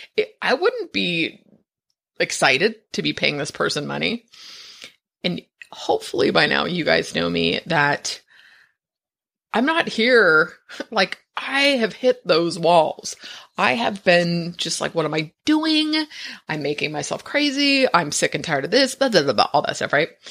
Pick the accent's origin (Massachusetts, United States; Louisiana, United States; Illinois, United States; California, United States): California, United States; San Francisco; I, I was born in San Francisco. My parents are, I'm like a fifth generation